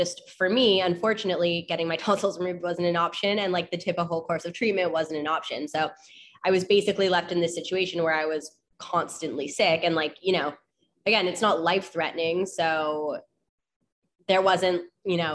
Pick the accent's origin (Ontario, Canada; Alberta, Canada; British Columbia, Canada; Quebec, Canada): Ontario, Canada; Toronto; born and raised in Toronto, Ontario. I'm Canadian.